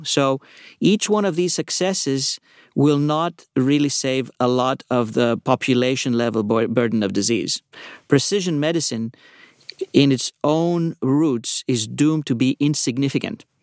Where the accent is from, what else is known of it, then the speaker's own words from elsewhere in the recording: Athens, Attica, Greece; moved away as an adult; also born or lived in New York; now in California, United States; I was, uh, born in New York, uh, grew up in Athens